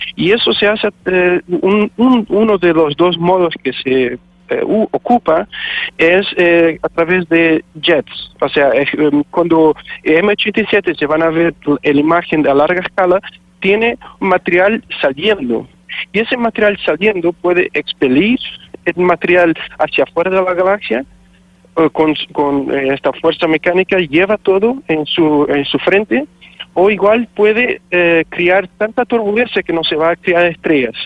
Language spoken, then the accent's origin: Spanish; Portugal; moved away as an adult; now in Chile; soy de Portugal